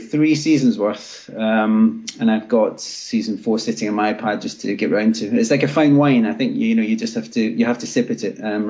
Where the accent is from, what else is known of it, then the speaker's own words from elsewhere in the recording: Glasgow, Scotland, United Kingdom; moved away; I'm Glaswegian by birth, but so I'm a Rangers fan, but, you know, been away from the place for a couple of decades now